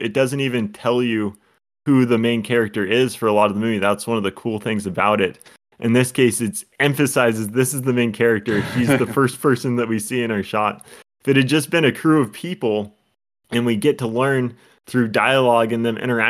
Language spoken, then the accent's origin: English; Scotland, United Kingdom; That's my personality, in addition to being Scottish.